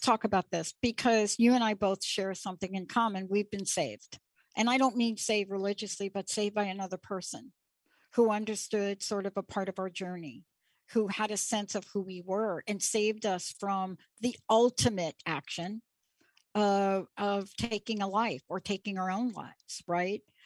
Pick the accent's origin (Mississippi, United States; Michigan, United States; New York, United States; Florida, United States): New York, United States; growing up in New York and Stonewall